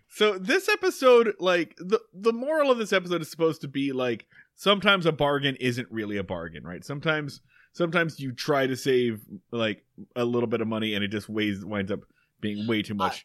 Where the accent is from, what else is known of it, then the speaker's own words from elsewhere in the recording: Medford, Oregon, United States; my hometown of Medford, Oregon